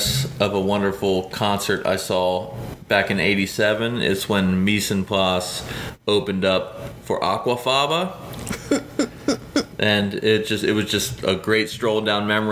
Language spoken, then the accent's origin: English; Pennsylvania, United States; We are from Pennsylvania